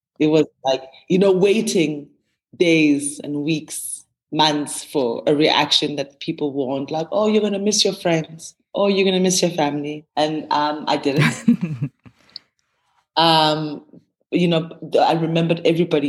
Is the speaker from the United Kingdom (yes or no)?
no; Gqeberha, Eastern Cape, South Africa; moved away; also born or lived in Mthatha, Transkei / Johannesburg; I grew up in the Eastern Cape, Ebai, which is now known as Gqeberha.